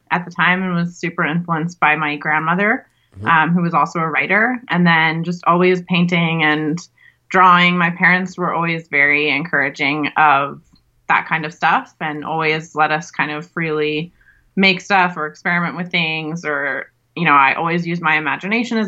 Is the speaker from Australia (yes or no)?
no; Calgary, Alberta, Canada; I'm from Calgary, Alberta, Canada